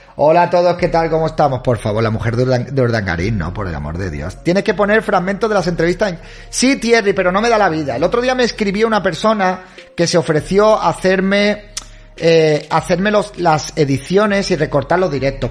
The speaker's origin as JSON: {"language": "Spanish", "country": "Spain", "said": "Soy hispano, soy español"}